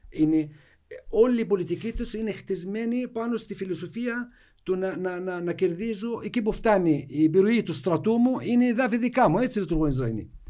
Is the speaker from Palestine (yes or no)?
yes; Jenin, West Bank, Palestine; τι γίνεται στη δυτική όχθη, στην Τζινίν, εγώ είμαι από την Τζινίν.